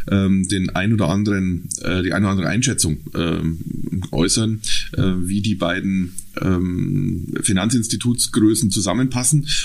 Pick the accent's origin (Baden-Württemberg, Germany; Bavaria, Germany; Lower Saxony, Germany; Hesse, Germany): Bavaria, Germany; Munich; also ich komme ähm, aus dem Süden Münchens, da ähm, bin ich seit vielen, vielen Jahr, Jahren zu Hause, habe dort auch meinen Beruf gelernt, Bankkaufmann